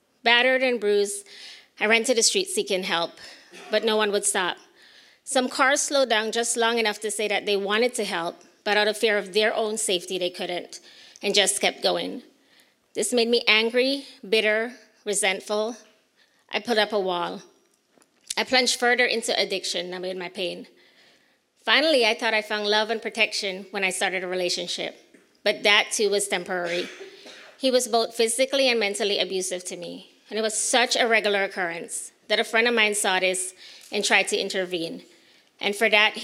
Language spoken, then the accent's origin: English; Belize; moved away; I was born and raised in Belize